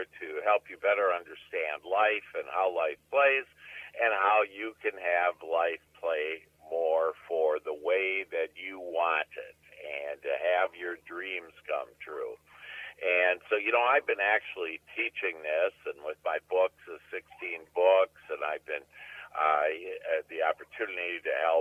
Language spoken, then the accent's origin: English; Wisconsin, United States; accent: Midwestern, Northern; now in Dallas, United States; I grew up in Wisconsin, so I'm a Midwestern, Northern boy. And you probably can hear that accent in my voice.